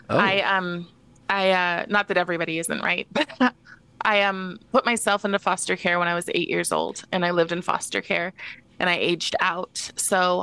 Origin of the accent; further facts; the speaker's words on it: Moses Lake, Washington, United States; also born or lived in Seattle; I'm from Moses Lake, but I, Moses Lake, Washington